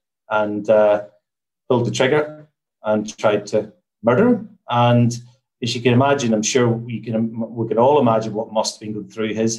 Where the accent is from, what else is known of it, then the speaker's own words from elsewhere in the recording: Newtownards, Northern Ireland, United Kingdom; also born or lived in Belfast; I'm from Northern Ireland. So I grew up in a town called Newton Ards